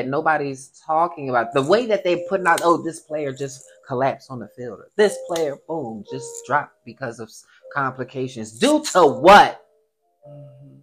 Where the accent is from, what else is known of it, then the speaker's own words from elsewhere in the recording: Chester, Pennsylvania, United States; I was raised in Chester